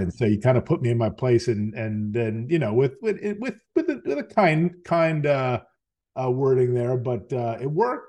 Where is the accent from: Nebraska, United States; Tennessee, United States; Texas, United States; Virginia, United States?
Virginia, United States; born and raised in Virginia, um, spent most of my life here